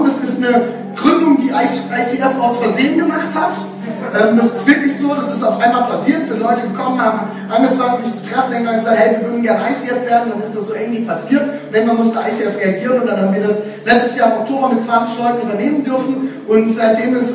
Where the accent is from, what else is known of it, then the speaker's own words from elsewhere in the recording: West Germany, Germany; also born or lived in Dresden; now in Leipzig, Germany; Ich bin kein Aussie, ich kann zwar ein bisschen Sächsisch sprechen, das ist schön, war, aber ich komme jetzt aus dem Westen.